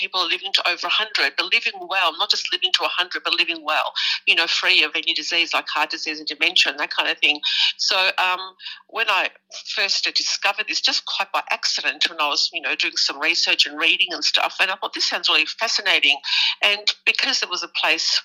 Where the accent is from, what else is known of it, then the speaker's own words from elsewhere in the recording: Richmond, Victoria, Australia; born and raised in Richmond, and can't get more Greek than